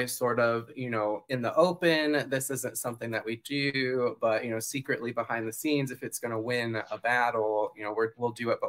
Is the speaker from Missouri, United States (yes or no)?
no; Fort Wayne, Indiana, United States; now in Florida, United States; It's actually my hometown.